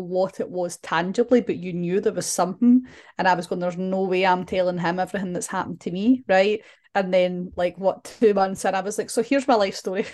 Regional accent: Glasgow, Scotland, United Kingdom; we're from Glasgow

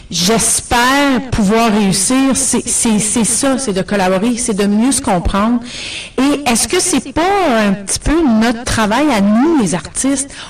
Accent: Ontario, Canada; accent: Franco-Ontarian; now in Toronto, Canada; j'ai un accent franco-ontarien

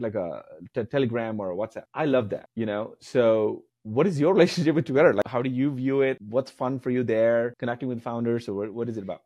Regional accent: India; moved away as an adult; now in United States; I grew up in India, and, like, moving here

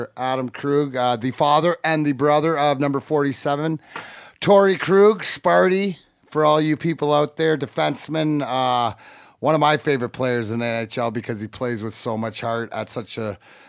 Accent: Leamington, Ontario, Canada; now in Michigan, United States; it reminds me of growing up in Leamington, going to the rinks

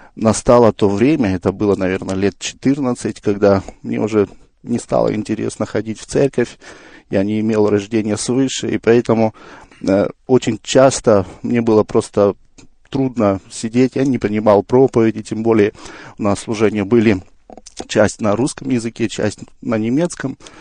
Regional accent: Kazakhstan; я родом из Казахстана

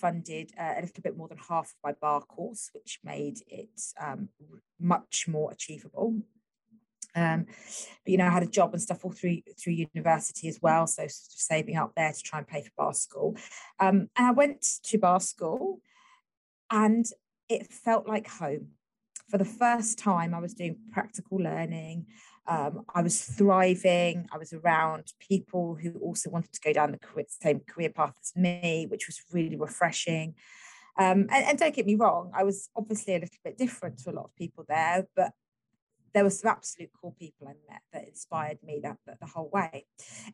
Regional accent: London, United Kingdom; I was growing up in East London

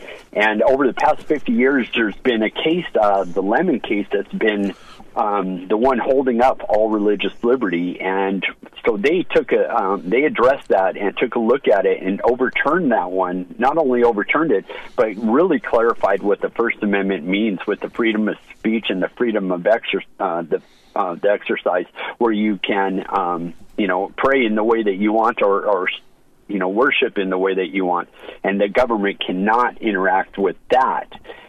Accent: United States; having my rights given back to me as an American.

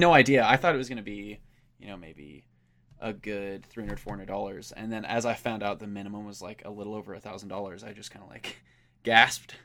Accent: Enid, Oklahoma, United States; we're from Enid, and that's, we're actually, like, closer to Wichita, Kansas

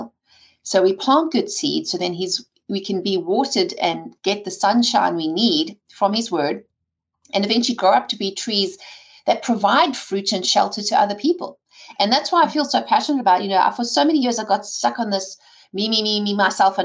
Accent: South Africa; I grew up in South Africa with an entrepreneurial father

